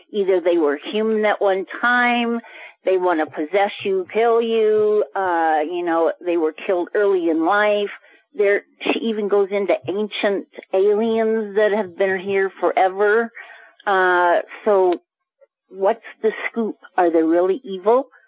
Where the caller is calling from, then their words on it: Colorado Springs, Colorado, United States; I'm sorry … from Colorado Springs.